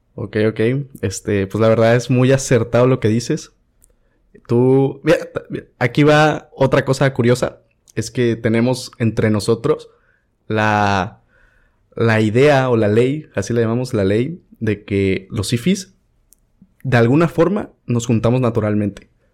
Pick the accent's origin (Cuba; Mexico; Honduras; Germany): Mexico; Veracruz; soy de Veracruz